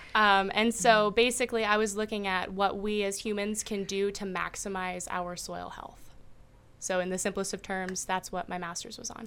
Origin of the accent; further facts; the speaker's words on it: New Windsor, Illinois, United States; also born or lived in Ames, Iowa; I'm originally from New Windsor